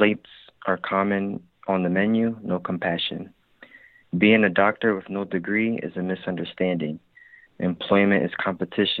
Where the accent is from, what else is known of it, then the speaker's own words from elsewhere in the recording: Philadelphia, Pennsylvania, United States; now in Maryland, United States; I am calling from Maryland, but my number is from Philadelphia, so I'm originally from Philadelphia.